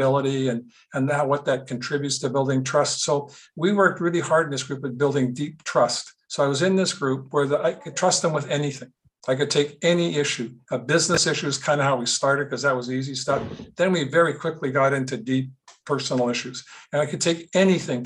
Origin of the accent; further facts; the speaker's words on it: Winnipeg, Manitoba, Canada; I grew up in Winnipeg